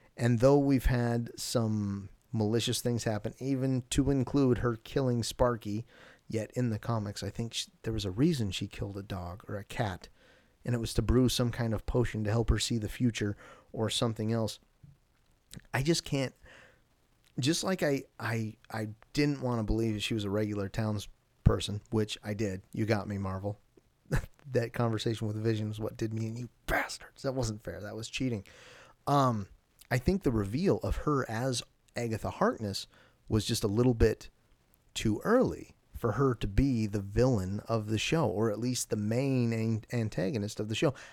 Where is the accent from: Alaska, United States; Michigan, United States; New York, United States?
Alaska, United States; I'm from Alaska